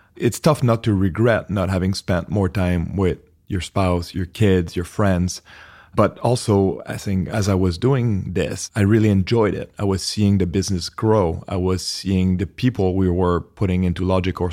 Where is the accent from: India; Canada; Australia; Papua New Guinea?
Canada; accent: French Canadian; moved away as an adult; also born or lived in New York; I'm originally Canadian, French Canadian, if anyone's trying to place the accent